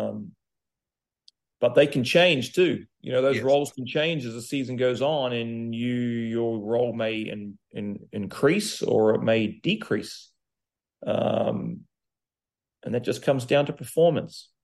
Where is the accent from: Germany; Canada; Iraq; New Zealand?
New Zealand; now in Charlotte, United States; growing up in New Zealand, I lived on the farm